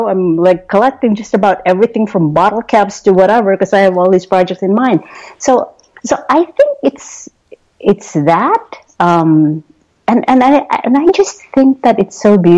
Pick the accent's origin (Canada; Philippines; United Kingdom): Philippines; moved away; growing up in the Philippines